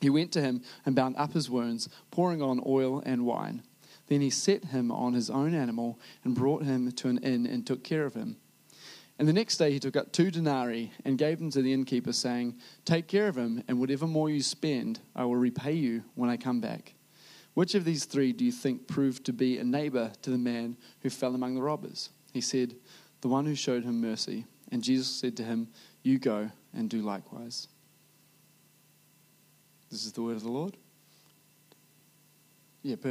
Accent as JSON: {"language": "English", "country": "New Zealand", "said": "a Kiwi who has delved into preaching before"}